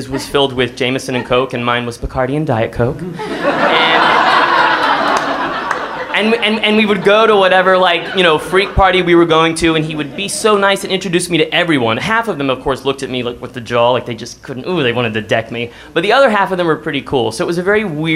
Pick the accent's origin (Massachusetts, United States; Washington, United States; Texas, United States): Texas, United States; Seguin; I'm from Seguin